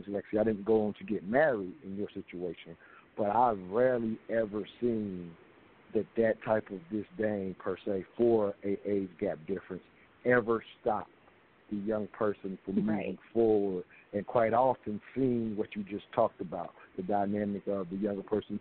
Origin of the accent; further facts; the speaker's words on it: South Carolina, United States; now in Atlanta, United States; we're here in Atlanta, and I grew up in South Carolina